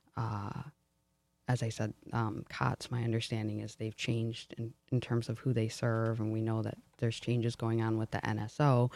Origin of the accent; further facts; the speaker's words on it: Detroit, Michigan, United States; my growing up in Detroit